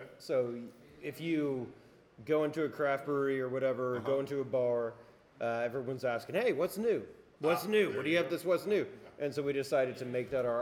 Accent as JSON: {"language": "English", "area": "Dallas-Fort Worth", "region": "Texas", "country": "United States", "tie": "born or raised there", "also_born_or_lived": "Indiana / Georgia", "said": "Indiana, did a little early time in Georgia, but basically grew up in Dallas-Fort Worth"}